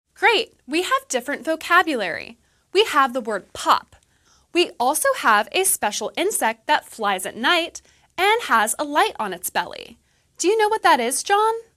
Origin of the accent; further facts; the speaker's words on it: West Virginia, United States; moved away; I just got back from my hometown, the place where I was born and grew up